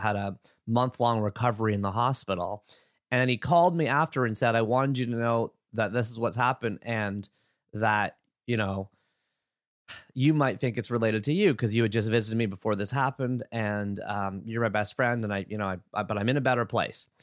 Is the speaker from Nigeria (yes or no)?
no; Oshawa, Ontario, Canada; I was born September seventeenth, seventy-nine, Oshawa, Ontario, Canada